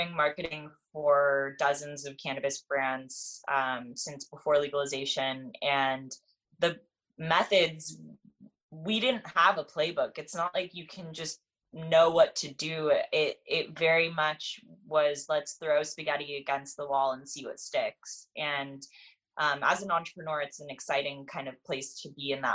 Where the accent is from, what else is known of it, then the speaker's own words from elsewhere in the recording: Los Angeles, California, United States; I grew up in California and in Los Angeles, where people are pretty liberal around cannabis